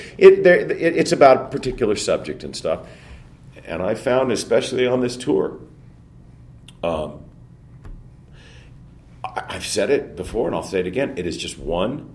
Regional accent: Pacoima, California, United States; Northeastern San Fernando Valley, in a little city called Pacoima

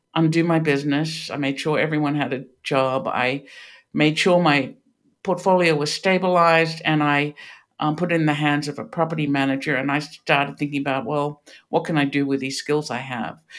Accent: Australia; moved away as an adult; now in Pittsburgh, United States; you can hear this is not a Pittsburgh accent. I grew up in Australia

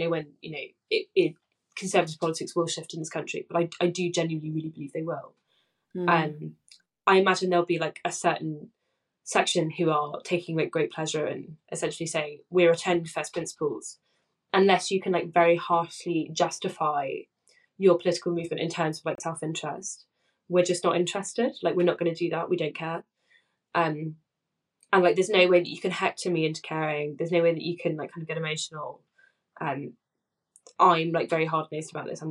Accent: Essex, East of England, United Kingdom; I grew up in Essex

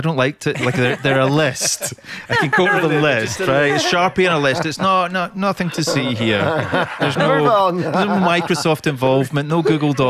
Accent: Scotland, United Kingdom; I grew up in Scotland.

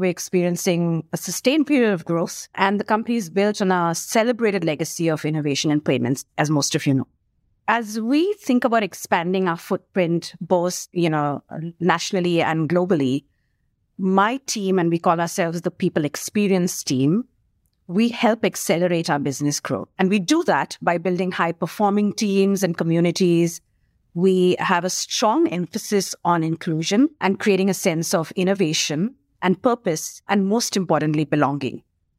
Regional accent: India; born there; also born or lived in Singapore / United Kingdom / Australia / New Zealand; I keep forgetting India because I was born in India, but I didn't actually work in India till I was sent on an assignment to India from Australia.

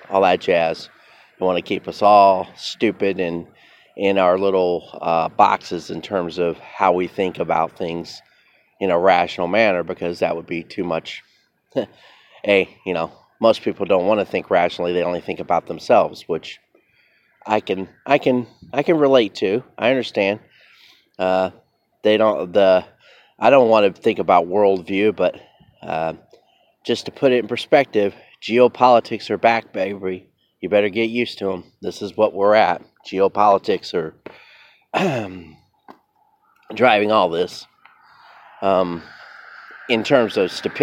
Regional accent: United States; as an American

